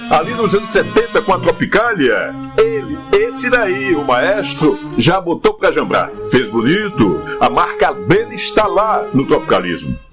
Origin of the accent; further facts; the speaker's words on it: Paraíba, Brazil; Eu sou da Paraíba.